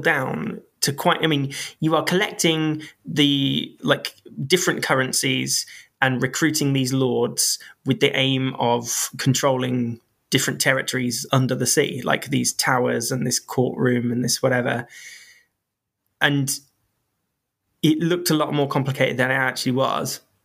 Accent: United Kingdom; I am British

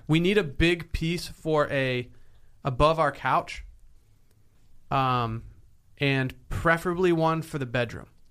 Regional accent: Harbor Springs, Michigan, United States; spent a summer in Harbor Springs, Michigan, my hometown

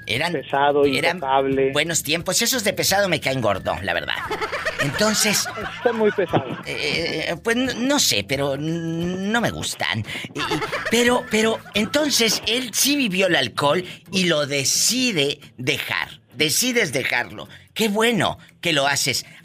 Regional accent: Santa Cruz Tacache de Mina, Oaxaca, Mexico; yo nací en Oaxaca.

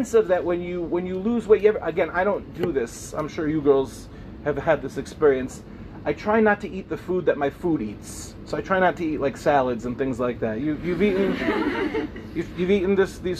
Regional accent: Lawrence, New York, United States; I grew up in the Five Towns

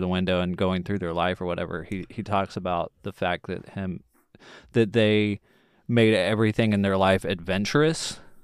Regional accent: Texas, United States; I'm born and raised in Texas.

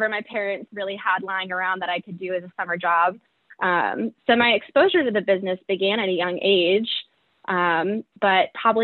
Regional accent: Southwest Virginia, United States; moved away as an adult; also born or lived in New England; I'm a Southerner at heart. I grew up in Southwest Virginia

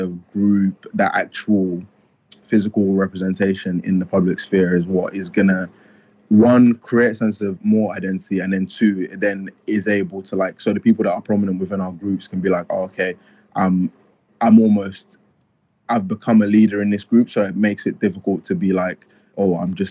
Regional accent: Nigeria; now in United Kingdom; I was born in Nigeria

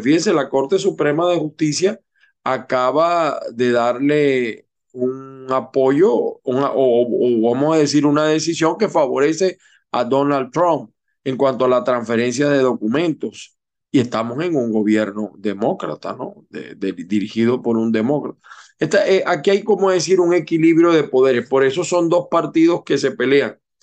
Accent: Venezuela; also born or lived in Utah, United States; now in Florida, United States; la primera minoría somos los venezolanos

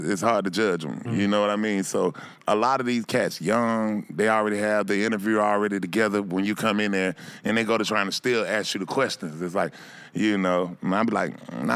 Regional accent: Atlanta, Georgia, United States; I'm from Bankhead Cote, man. I'm from down that street. I'm the only one from that spot

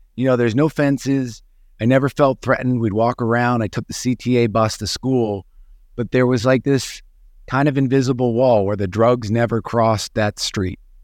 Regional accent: Chicago, Illinois, United States; growing up in Chicago

